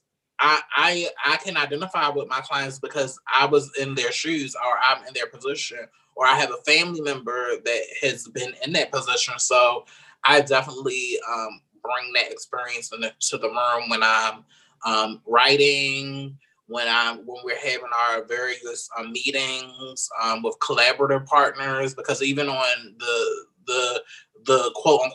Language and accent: English; Baltimore, Maryland, United States; I'm originally from Baltimore, Maryland